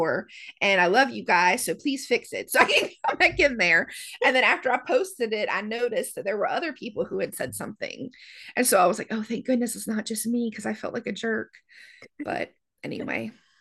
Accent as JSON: {"language": "English", "region": "the South", "country": "United States", "said": "I'm from the South"}